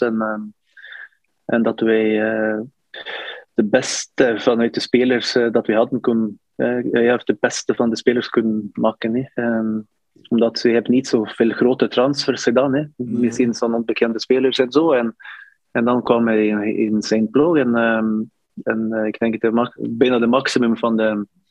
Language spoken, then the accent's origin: Dutch; Northern Norway, Norway; Dutch is a second language; moved away as an adult; also born or lived in Turkey; ik kom van de noord van Noorwegen, een koude stad